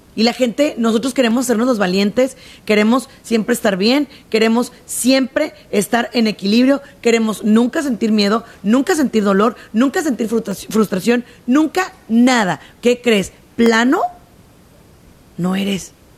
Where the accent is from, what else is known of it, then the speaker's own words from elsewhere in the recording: Mexico; en mi país se usa mucho